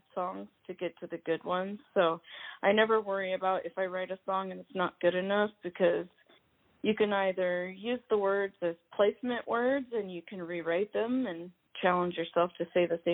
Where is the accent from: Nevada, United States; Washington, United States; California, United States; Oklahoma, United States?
Washington, United States; Seattle; moved away as an adult; now in Los Angeles, United States; my family's actually like from L.A., but I was born in Seattle.